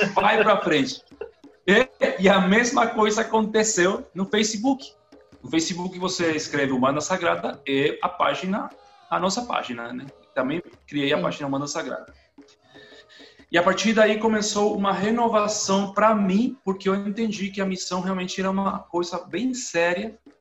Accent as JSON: {"language": "Portuguese", "country": "Paraguay", "also_born_or_lived": "Brazil", "second_language": "Portuguese", "said": "eu moro no Paraguai, eu sou paraguaio, eu falo espanhol, sotaque, assim, todo dia espanhol."}